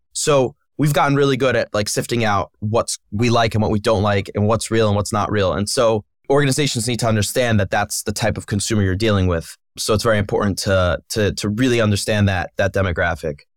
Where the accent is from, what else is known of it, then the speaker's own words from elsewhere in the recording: Philadelphia, Pennsylvania, United States; I grew up in Philadelphia.